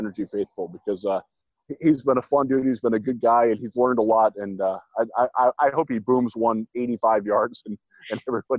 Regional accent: Cleveland, Ohio, United States; I am from Cleveland.

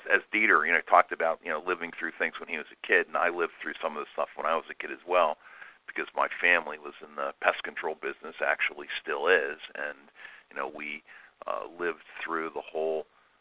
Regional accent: Pittsburgh, Pennsylvania, United States; we're from Pittsburgh, Pennsylvania

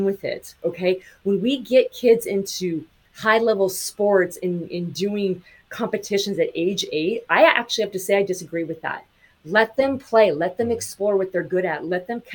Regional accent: Montana, United States; I grew up in Montana.

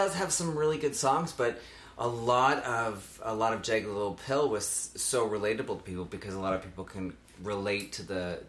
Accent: Trout Creek, Ontario, Canada; So I was born and raised in a small town outside of North Bay called Trout Creek. I was born on a farm on a dead end. Me and my sister and my two parents, and then we lived on a dead end with all the rest of my family

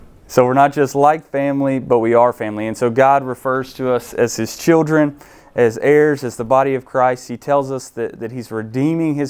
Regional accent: Shelby, North Carolina, United States; moved away as an adult; also born or lived in Mars Hill, North Carolina; I'm originally from Shelby

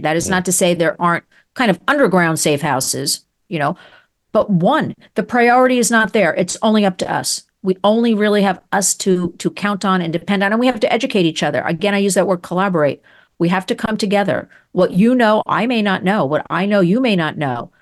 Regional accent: United States; I love America. I'm an American

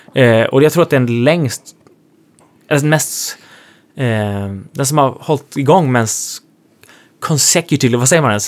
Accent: Sweden; moved away as an adult; now in Nashville, United States; den tiden som jag var hemma i Sverige

